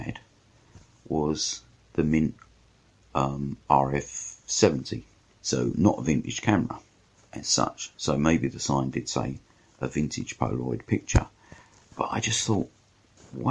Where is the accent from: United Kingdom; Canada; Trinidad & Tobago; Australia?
United Kingdom; London; I'm a Londoner